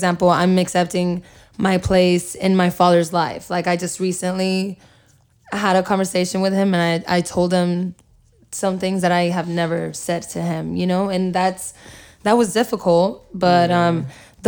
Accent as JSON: {"language": "English", "country": "El Salvador", "said": "I'm not Mexican. Yeah. I'm Salvadorian."}